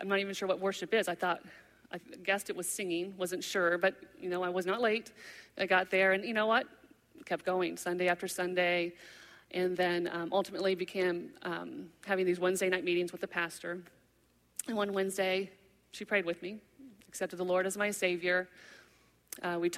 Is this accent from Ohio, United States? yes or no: no; Indiana, United States; moved away; He saw that I was from Indiana